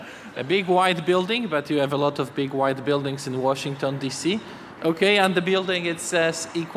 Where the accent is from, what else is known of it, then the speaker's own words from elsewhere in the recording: Poland; I'm from Poland.